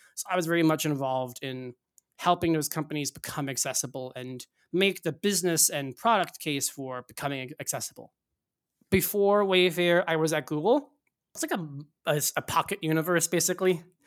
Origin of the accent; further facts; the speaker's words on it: Northeast, United States; I grew up in the Northeast